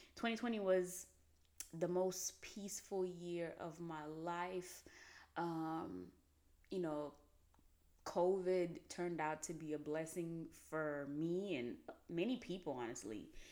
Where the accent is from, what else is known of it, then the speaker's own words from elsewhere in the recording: Haiti; moved away; I grew up in Haiti